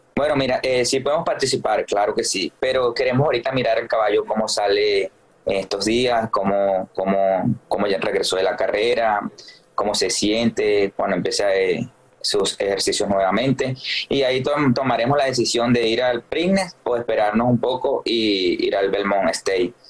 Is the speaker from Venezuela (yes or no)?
yes; Venezuela; moved away; mi país